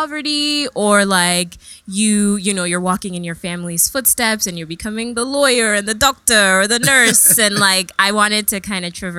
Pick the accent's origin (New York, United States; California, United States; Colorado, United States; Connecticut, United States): New York, United States; also born or lived in England; Right. So I was born in England. {S2} Yes. {S1} And then moved to New York when I was baby.